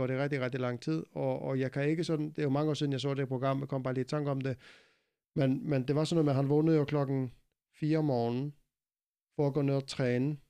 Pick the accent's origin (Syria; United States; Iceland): Iceland; Jeg er meget speciel, fordi jeg kommer fra Island.